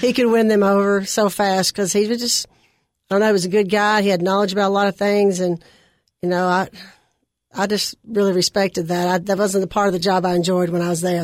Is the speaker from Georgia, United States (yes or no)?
no; Nashville, Tennessee, United States; also born or lived in Cookeville, Tennessee; I grew up in West Nashville